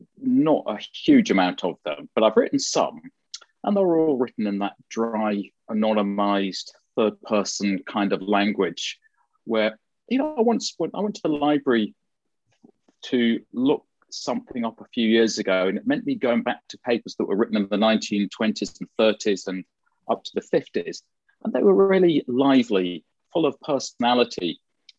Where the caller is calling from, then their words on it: London, United Kingdom; So I'm in North London, and yeah, it's sunny here.